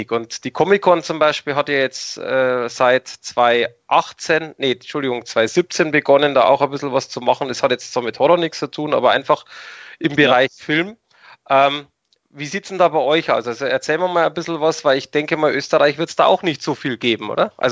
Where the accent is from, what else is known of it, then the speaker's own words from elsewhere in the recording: Germany; Und Jetzt muss ich aber als Deutscher kurz unterbrechen. Also ähm, vielleicht ist die Sichtweise auch von mir anders wie von euch, aber für mich als Deutscher gibt es äh, definitiv Linz